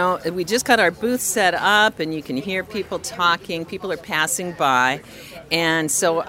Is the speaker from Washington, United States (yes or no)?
yes; Bellingham, Washington, United States; she's from my hometown, my family roots, Bellingham. So, Bellingham, Washington.